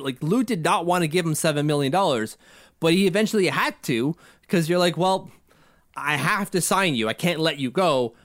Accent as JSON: {"language": "English", "town": "Ottawa", "region": "Ontario", "country": "Canada", "tie": "born or raised there", "said": "He's from my hometown"}